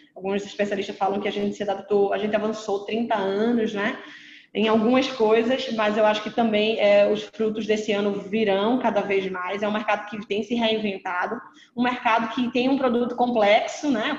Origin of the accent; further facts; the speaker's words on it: Pernambuco, Brazil; Eu sou pernambucana